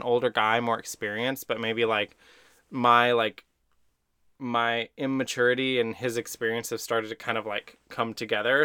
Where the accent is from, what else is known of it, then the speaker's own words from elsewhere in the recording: Texas, United States; I'm from Texas